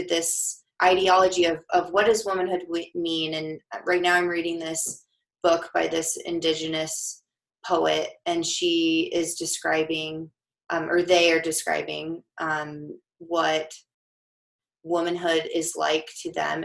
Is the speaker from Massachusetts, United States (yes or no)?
no; Denver, Colorado, United States; I'm from Denver